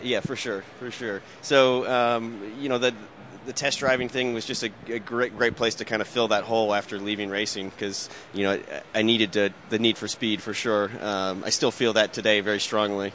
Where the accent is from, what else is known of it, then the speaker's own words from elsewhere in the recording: Indianapolis, Indiana, United States; growing up in Indianapolis, I was always around automotive racing